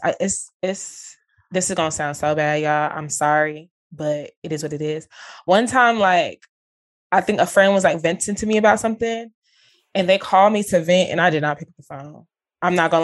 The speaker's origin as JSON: {"language": "English", "town": "Dallas", "region": "Texas", "country": "United States", "tie": "born or raised there", "said": "I'm born and raised in Dallas"}